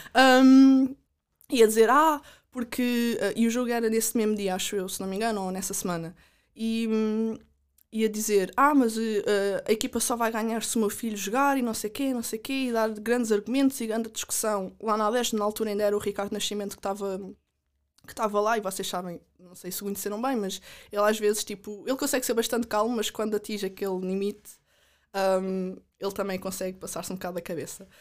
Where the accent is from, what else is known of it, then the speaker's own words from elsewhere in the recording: Caldas da Rainha, Leiria District, Portugal; also born or lived in United States; sou das Calas da Rainha